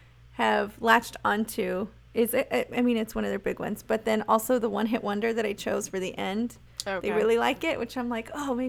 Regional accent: Maryland, United States; I was born in Maryland

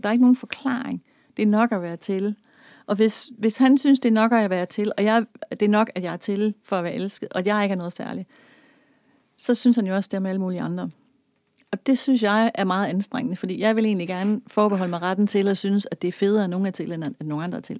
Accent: Denmark; jeg er vokset op i Danmark

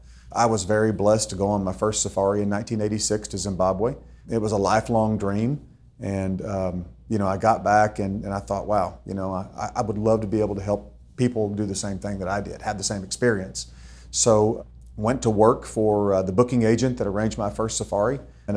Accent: Austin, Texas, United States; also born or lived in Burnet County, Texas; I was born and raised in Austin, Texas. Left in 94 to move out to the first ranch that my wife and I bought in Burnett County.

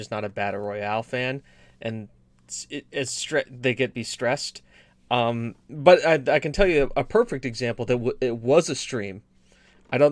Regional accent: United States; I'm American

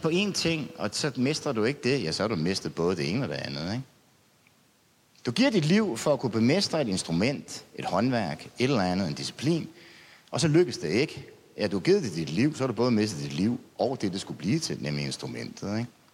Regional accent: Denmark; jeg er provinsbo

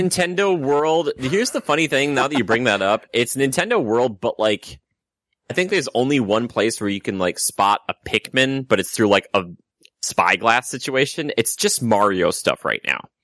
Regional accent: Minnesota, United States; now in California, United States; I come from the great land of Minnesota

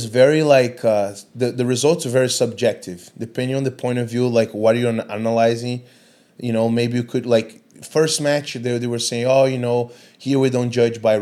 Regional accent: Brazil; moved away as an adult; now in Singapore; growing up in Brazil, I did 2 years of Muay Thai

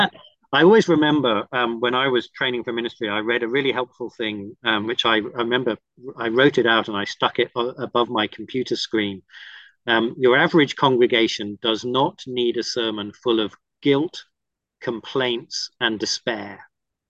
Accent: Cook Islands; moved away; And I had the great blessing and privilege of growing up in the Cook Islands in the South Pacific because my parents were missionaries.

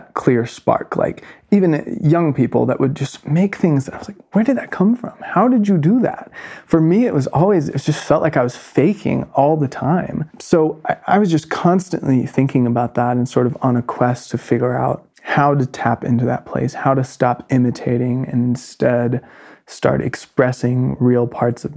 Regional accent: North Carolina, United States; moved away as an adult; my hometown in North Carolina

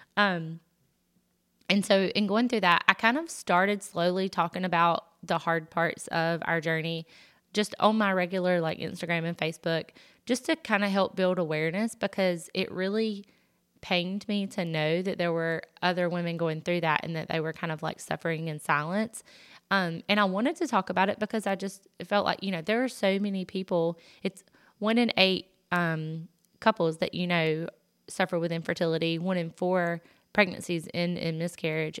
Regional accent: the South, United States; accent: Southern; I'm from the South, I'm sure you can tell by the accent

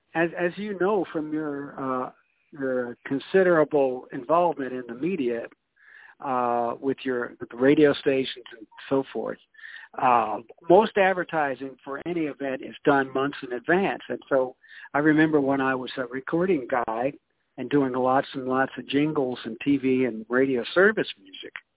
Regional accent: Iowa, United States; moved away as an adult; also born or lived in Newark, New Jersey; now in Memphis, United States; I started out in the world in Newark, New Jersey, and then I uh, grew up, if you want to call it that, uh, in Iowa and was educated up there

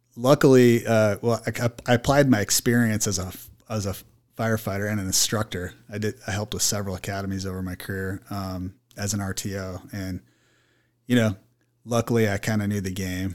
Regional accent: Mesa, Arizona, United States; I was born and raised in Mesa

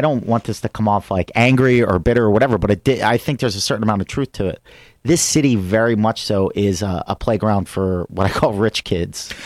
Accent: Philadelphia, Pennsylvania, United States; moved away as an adult; now in Sherman Oaks, United States

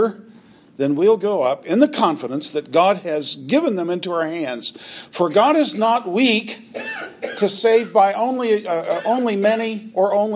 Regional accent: United States; those of us who are Americans

